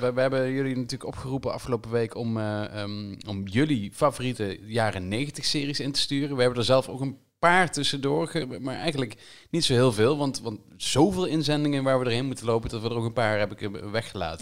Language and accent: Dutch; Limburg, Netherlands; als Limburger